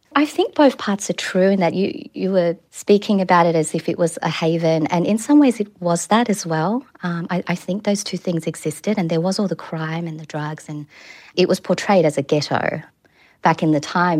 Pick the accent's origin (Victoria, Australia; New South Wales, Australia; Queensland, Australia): New South Wales, Australia; Sydney; moved away as an adult; now in New Zealand; my hometown of Kabramatta